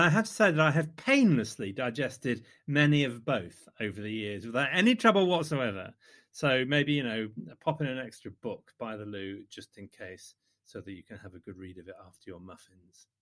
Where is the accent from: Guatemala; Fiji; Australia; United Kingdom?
United Kingdom; the Midlands, England; in the Midlands, we like to think of ourselves as thick and spongy